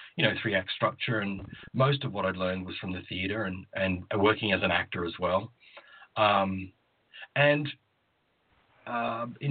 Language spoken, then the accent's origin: English; Australia; moved away as an adult; also born or lived in Queensland, Australia; now in United States; I'm originally from Australia, and grew up on the East Coast there, and spent a good deal of my childhood in regional Australia